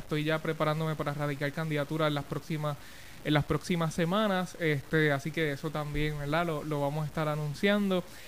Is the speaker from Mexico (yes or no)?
no; Adjuntas, Puerto Rico; De donde yo soy el chamaquito, exactamente. A mucho orgullo, eh, allí me crié este, y me pude desarrollar desde, desde niño